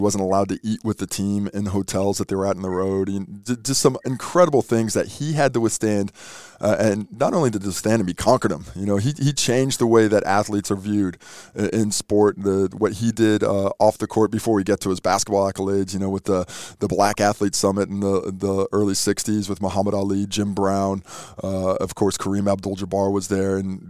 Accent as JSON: {"language": "English", "country": "New Zealand", "said": "Hold up, man. I'm a Kiwi, mate. Don't talk to me. I've got my passport, homie. Let me into your basket of foreigner. I've chosen to be here. I am Kiwi through and through, mate."}